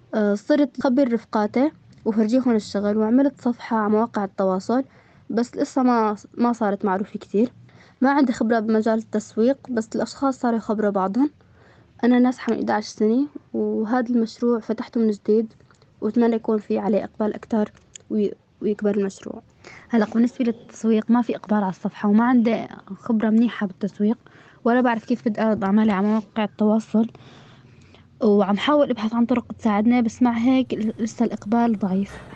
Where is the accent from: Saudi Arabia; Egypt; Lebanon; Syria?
Syria; Hama, Hama Governorate; moved away as an adult; also born or lived in Idlib camps; now in Idlib, Syria; من حماة أقيم في إدلب مخيمات